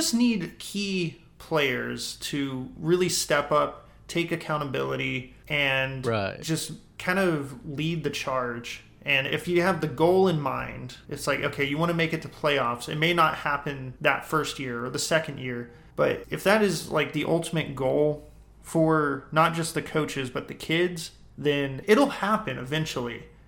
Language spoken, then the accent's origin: English; Robert Lee, Texas, United States; I guess growing up in Robert Lee, there's a ton of people that have great influence on the town.